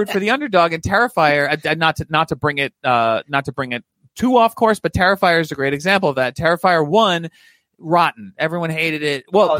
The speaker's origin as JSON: {"language": "English", "town": "New York City", "region": "New York", "country": "United States", "said": "I'm from Staten Island."}